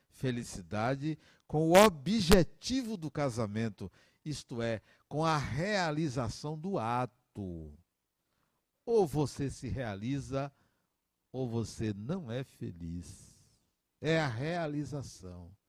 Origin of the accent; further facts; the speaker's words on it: Salvador, Bahia, Brazil; also born or lived in Acajutiba; 1964, dia 26 de janeiro de 1964, a família migrou da metrópole onde eu nasci, chamada Acajutiba, para Salvador. Migramos.